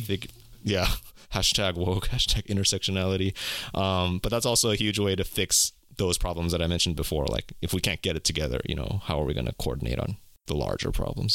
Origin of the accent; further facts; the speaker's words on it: California, United States; also born or lived in South Korea; I was born in California, lived my entire life in America